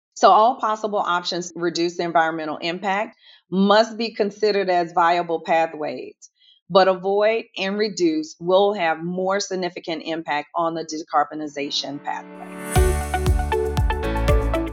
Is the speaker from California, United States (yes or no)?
no; New Orleans, Louisiana, United States; now in Houston, United States; I am originally from New Orleans, Louisiana. I am based in Houston